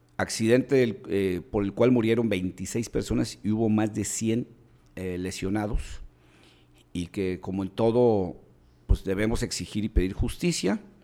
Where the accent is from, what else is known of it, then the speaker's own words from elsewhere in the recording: Mexico; busquemos como mexicanos